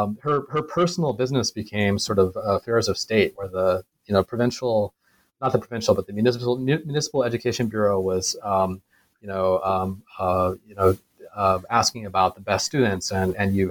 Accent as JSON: {"language": "English", "country": "United States", "also_born_or_lived": "China", "moved": "as an adult", "lives_now": "Singapore", "said": "being an American"}